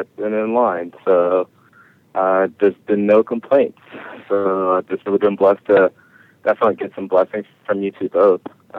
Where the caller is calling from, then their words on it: Berkeley, California, United States; I'm calling from Berkeley, California.